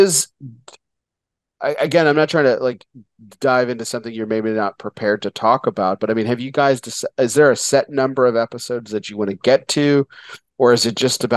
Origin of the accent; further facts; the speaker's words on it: El Paso, Texas, United States; moved away; I grew up in El Paso, Texas, which is the desert